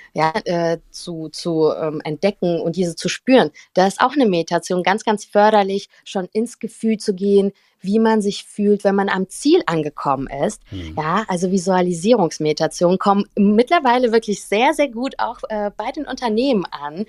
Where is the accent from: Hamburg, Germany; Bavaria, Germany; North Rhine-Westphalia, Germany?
North Rhine-Westphalia, Germany; Cologne; also born or lived in St. Petersburg, Russia; bin in Köln aufgewachsen